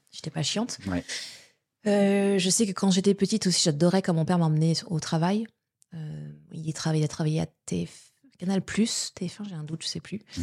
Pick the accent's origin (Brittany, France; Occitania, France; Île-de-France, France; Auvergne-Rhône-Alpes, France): Île-de-France, France; Paris; moved away; also born or lived in Quebec; je suis née à Paris, mais j'ai grandi étant bébé à Paris, mais on a vite déménagé après en, banlieue